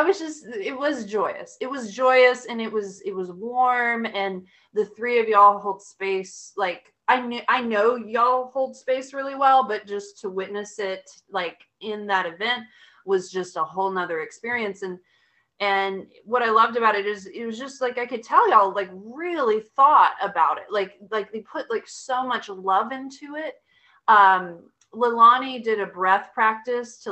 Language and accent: English; Austin, Texas, United States; I'm from Austin